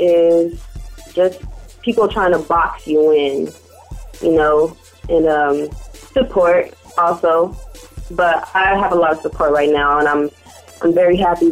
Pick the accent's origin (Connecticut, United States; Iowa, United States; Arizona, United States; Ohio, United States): Arizona, United States; also born or lived in Central California; now in Fresno, United States; I grew up in Arizona, amongst another region of Central Cali.